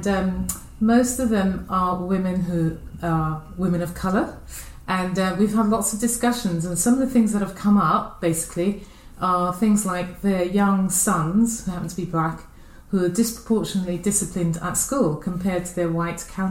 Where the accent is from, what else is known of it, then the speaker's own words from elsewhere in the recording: London, United Kingdom; I was born here in Paddington, London, and both my parents are from Dominica, and basically I've spent all of my life here in London